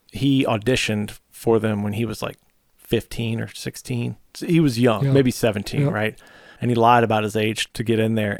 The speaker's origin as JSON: {"language": "English", "region": "Virginia", "country": "United States", "said": "Yeah, …, fellow Virginian."}